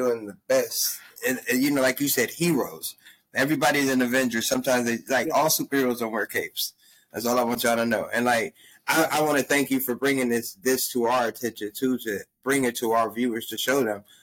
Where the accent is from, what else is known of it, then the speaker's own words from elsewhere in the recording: California, United States; I was like, damn, I'm from California and moved to a place where this shit lasted all goddamn day.